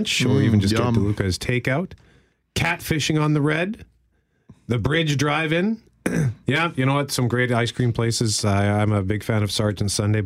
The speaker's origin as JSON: {"language": "English", "town": "Winnipeg", "region": "Manitoba", "country": "Canada", "said": "I am from Transcona"}